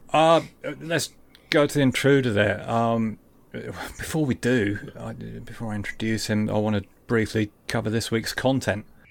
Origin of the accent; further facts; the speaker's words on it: Lincolnshire, East Midlands, United Kingdom; also born or lived in Hartlepool; I was born in Hartlepool and I'm a Sunderland fan, but really, I'm from Lincolnshire